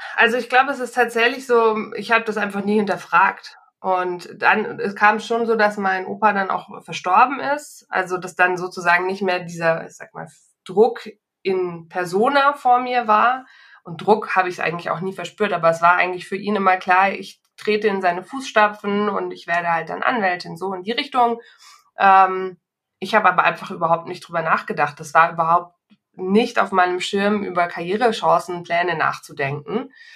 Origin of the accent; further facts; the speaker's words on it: Munich, Bavaria, Germany; hier in meiner Heimatstadt München